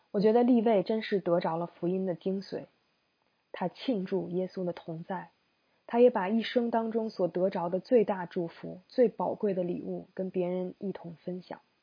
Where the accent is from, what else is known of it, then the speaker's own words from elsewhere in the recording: China; 我们中国人